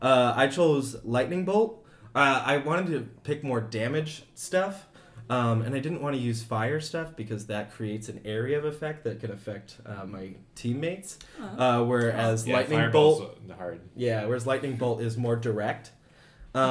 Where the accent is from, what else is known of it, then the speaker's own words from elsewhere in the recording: Iowa, United States; I'm from Iowa.